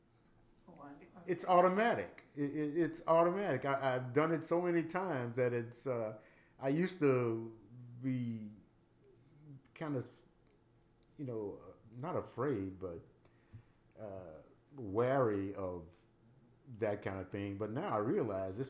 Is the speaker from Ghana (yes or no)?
no; United States; I'm an American. I was born here